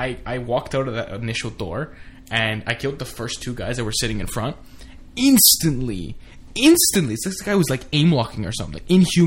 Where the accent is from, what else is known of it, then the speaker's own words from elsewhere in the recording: Canada; We're Canadian